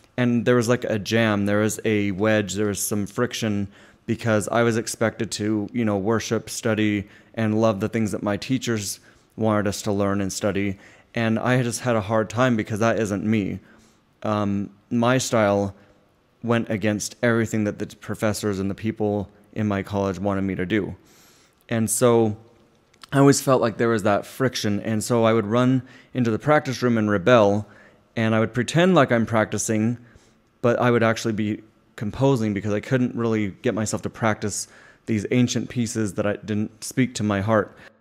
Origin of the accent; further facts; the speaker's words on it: Utah, United States; I grew up in Utah